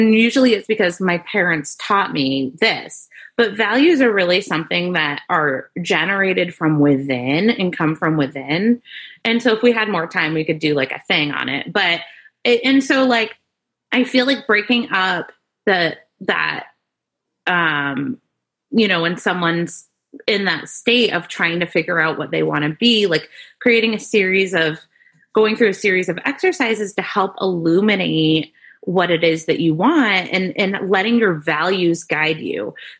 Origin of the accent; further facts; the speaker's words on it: Maine, United States; I grew up in Maine, like gotcha. In a rural community. I wasn't a city girl.